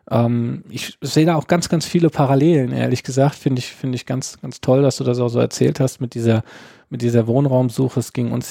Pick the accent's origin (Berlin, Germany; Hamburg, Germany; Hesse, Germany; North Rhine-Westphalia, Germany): Hesse, Germany; Lorch; now in Oestrich-Winkel, Germany; es ist vieles da, was es in meiner Jugend bei uns in Lorch noch gab, was es leider mittlerweile nicht mehr gibt.